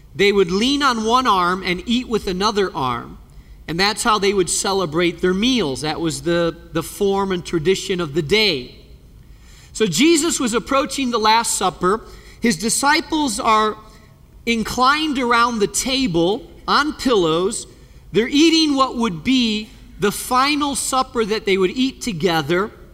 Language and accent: English; Spain; moved away; I grew up in Spain